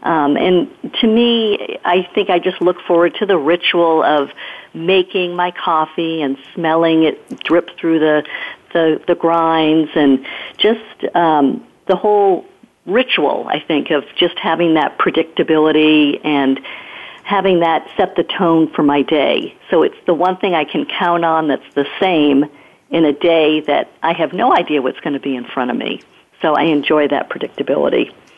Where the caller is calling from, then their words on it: Palo Alto, California, United States; I'm calling from Palo Alto, California, here in Silicon Valley.